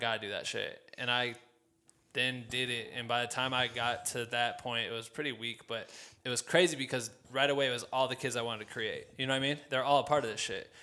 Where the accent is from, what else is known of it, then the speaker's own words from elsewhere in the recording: Iowa, United States; my hometown in the state of fucking Iowa